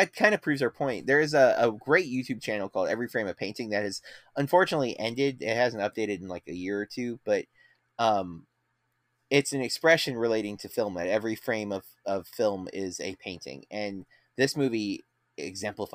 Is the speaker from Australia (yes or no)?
no; United States; we are American